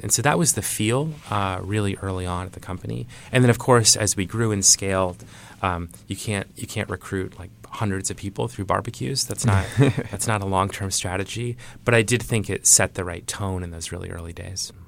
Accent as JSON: {"language": "English", "region": "Iowa", "country": "United States", "tie": "born or raised there", "said": "I grew up in Iowa."}